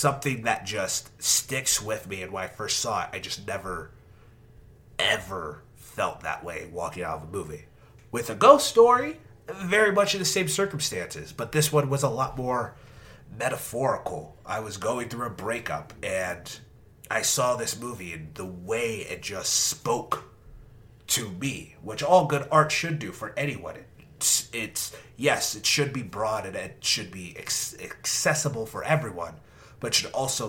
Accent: Irving, Texas, United States; my hometown of Irving, Texas

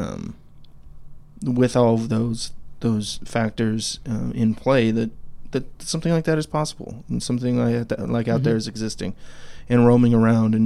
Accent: Idaho, United States; now in Clarksville, United States; we live here in Tennessee, Clarksville, Tennessee. But we're both from Idaho.

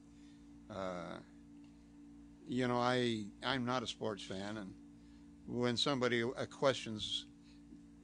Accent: El Monte, California, United States; growing up in El Monte, which it was all knives, it was switchblades

